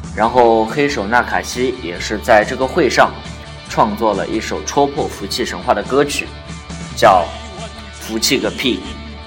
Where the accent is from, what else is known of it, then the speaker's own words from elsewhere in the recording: China; 比如说我们大陆人很熟悉的